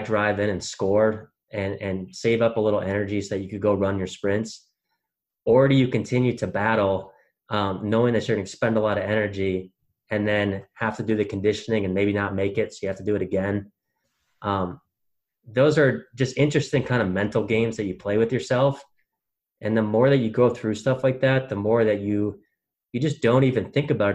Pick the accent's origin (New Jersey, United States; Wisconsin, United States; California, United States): Wisconsin, United States; growing up in Wisconsin